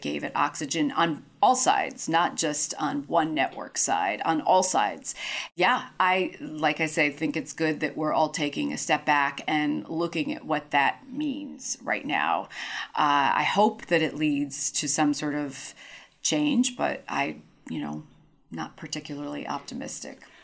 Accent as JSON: {"language": "English", "town": "New York City", "region": "New York", "country": "United States", "tie": "born or raised there"}